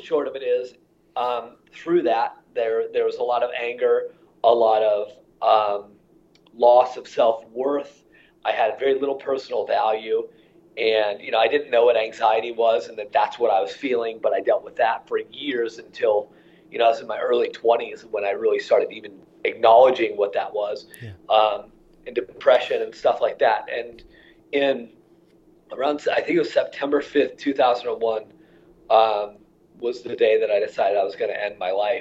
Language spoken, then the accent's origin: English; Iowa, United States; my childhood is really a pretty typical Midwest childhood in terms of, you know, I grew up in Iowa